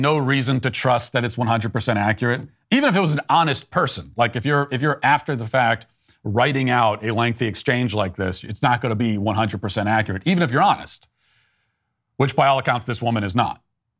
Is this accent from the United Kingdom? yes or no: yes; United Kingdom; Where are you from? Here, UK. No, but what nationality are you? I am born here. I am British.